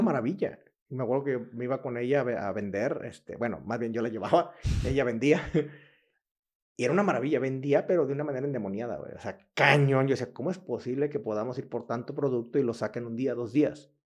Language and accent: Spanish; Cihuatlán, Jalisco, Mexico; moved away as an adult; now in Querétaro, Mexico; soy de una población que se llama Cihuatlán, Jalisco, pegado a Colima, Manzanillo, 30 minutos de ahí. De ahí, ahí yo nací, de ahí son mis papás, de ahí es toda mi familia